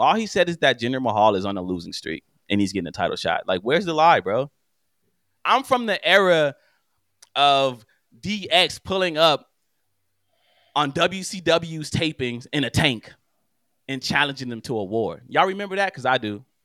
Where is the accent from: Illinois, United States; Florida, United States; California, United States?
California, United States; Los Angeles; I'm from West L A, born and raised